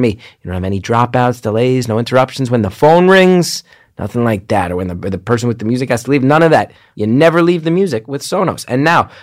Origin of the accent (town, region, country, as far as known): New Jersey, United States; born or raised there